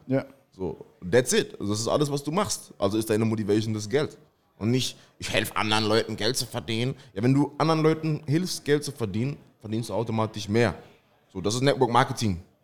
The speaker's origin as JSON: {"language": "German", "town": "Mannheim", "region": "Baden-Württemberg", "country": "Germany", "tie": "born or raised there", "said": "geboren in Mannheim, komme aus Mannheim"}